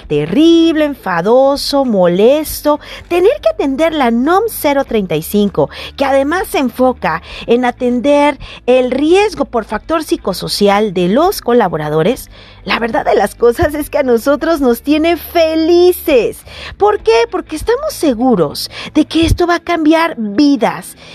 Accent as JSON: {"language": "Spanish", "town": "Guadalajara", "region": "Jalisco", "country": "Mexico", "said": "como decimos en mi tierra tapatía"}